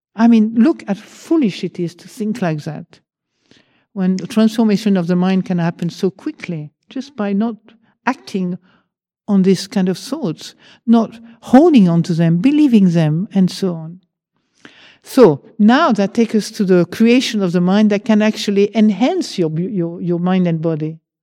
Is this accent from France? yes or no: yes; France; accent: French; English is a second language; now in United Kingdom; I still have a French accent